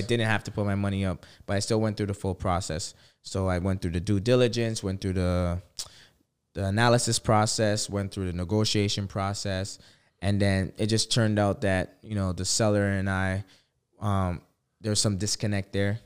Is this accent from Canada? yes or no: yes; Toronto, Ontario, Canada; I'm from Toronto